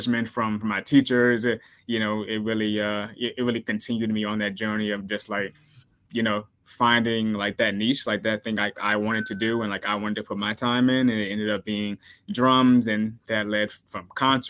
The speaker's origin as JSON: {"language": "English", "town": "Dinwiddie", "region": "Virginia", "country": "United States", "tie": "born or raised there", "also_born_or_lived": "Washington, D.C.", "moved": "as an adult", "lives_now": "New York, United States", "said": "I'm from Dinwiddie. It's, you know, it's rural"}